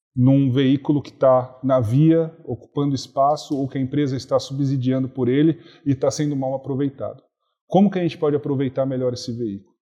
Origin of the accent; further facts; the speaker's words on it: Brazil; eu, que sou brasileiro